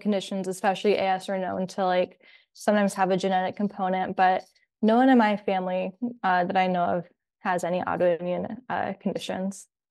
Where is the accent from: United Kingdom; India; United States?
United States; Columbus, Ohio; moved away as an adult; now in Kalamazoo, United States; I'm actually from Columbus, Ohio